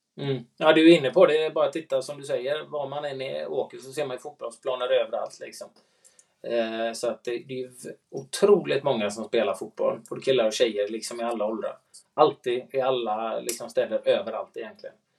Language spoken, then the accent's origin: Swedish; Sweden; som svensk